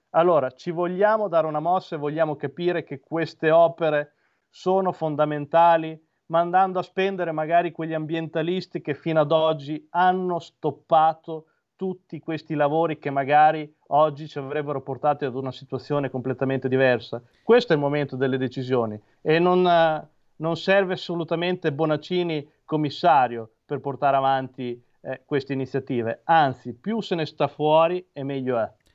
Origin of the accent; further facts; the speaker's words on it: Imola, Emilia-Romagna, Italy; Io, come hai giustamente ricordato, provengo da Imola